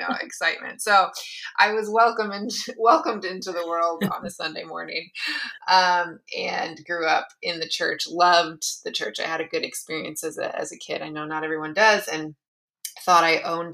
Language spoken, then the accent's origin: English; East Lansing, Michigan, United States; moved away as an adult; also born or lived in Santa Barbara, California; I grew up in East Lansing, Michigan